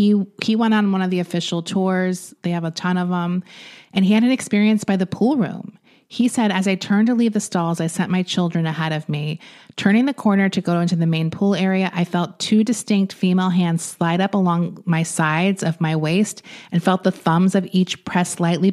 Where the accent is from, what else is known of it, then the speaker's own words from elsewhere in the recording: Long Island, New York, United States; when I grew up on Long Island